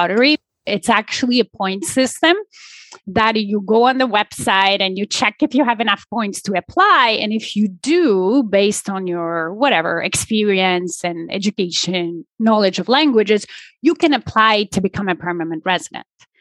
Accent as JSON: {"language": "English", "country": "Poland", "tie": "born or raised there", "moved": "yes", "lives_now": "Toronto, Canada", "said": "I was born and raised in Poland"}